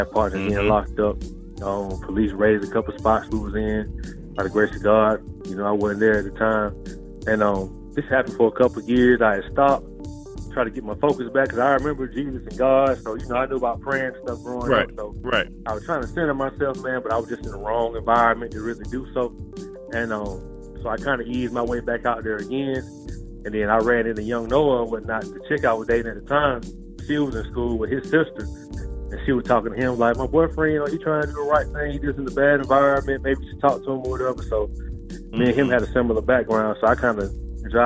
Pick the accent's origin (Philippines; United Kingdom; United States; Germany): United States; Decatur, Georgia; I grew up in Decatur, Georgia, east side of Atlanta